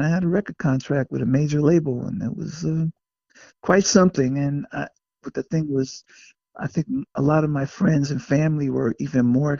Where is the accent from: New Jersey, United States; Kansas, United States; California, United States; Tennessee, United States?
New Jersey, United States; Passaic; born or raised there